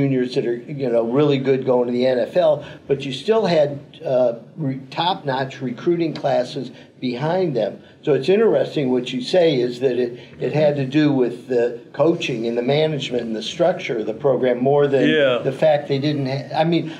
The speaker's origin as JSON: {"language": "English", "town": "Cleveland", "region": "Ohio", "country": "United States", "tie": "born or raised there", "said": "I grew up in Cleveland when the Cleveland Indians were winning."}